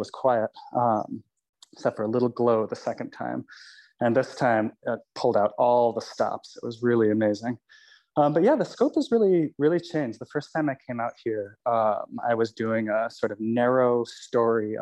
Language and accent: English; California, United States; I'm from California